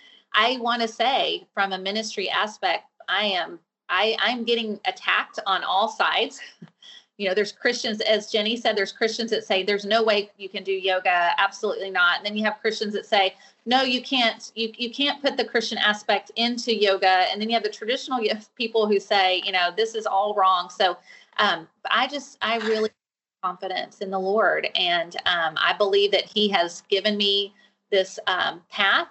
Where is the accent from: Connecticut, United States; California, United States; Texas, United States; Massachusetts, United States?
Texas, United States; Fort Worth; I live in Texas. I'm from Fort Worth, Texas